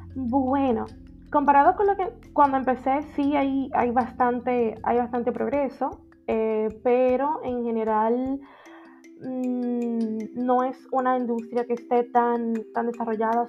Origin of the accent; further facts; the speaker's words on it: Dominican Republic; soy dominicana y, vivo en República Dominicana